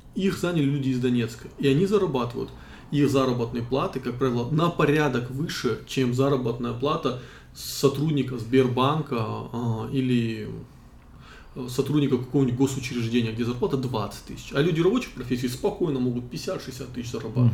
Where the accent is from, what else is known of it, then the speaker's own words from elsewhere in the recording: North Ossetia–Alania, Russia; moved away as an adult; also born or lived in Moscow; я из Осетии